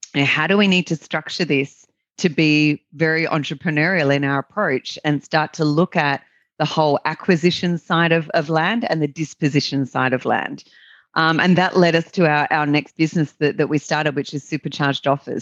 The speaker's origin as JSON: {"language": "English", "country": "Australia", "accent": "Australian", "said": "as your listeners can, can probably tell by my accent, I'm an Australian"}